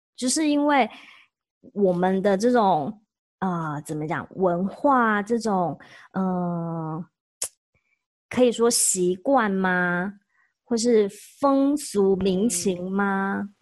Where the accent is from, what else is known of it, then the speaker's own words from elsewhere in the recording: Taiwan; now in Oregon, United States; 我是台湾人